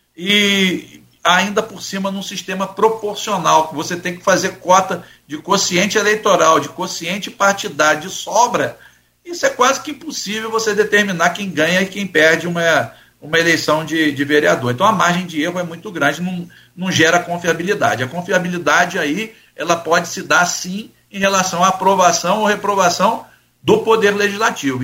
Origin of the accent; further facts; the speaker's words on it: Campos dos Goytacazes, Rio de Janeiro, Brazil; não sou carioca, sou campista, mas sou do estado do Rio de Janeiro